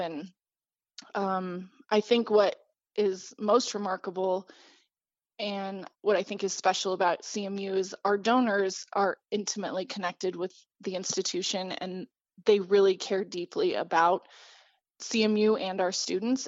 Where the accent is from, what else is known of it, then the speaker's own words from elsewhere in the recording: Grand Junction, Colorado, United States; I grew up in Grand Junction and, um, went to school here